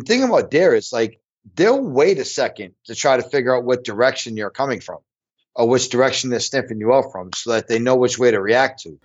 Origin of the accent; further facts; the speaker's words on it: Illinois, United States; my home state, Illinois